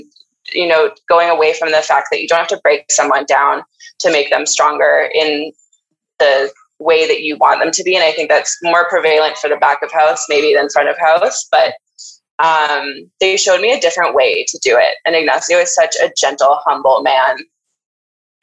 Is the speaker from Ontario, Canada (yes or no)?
no; Vancouver, British Columbia, Canada; moved away as an adult; also born or lived in Montreal / New York; I am born and raised in East Vancouver.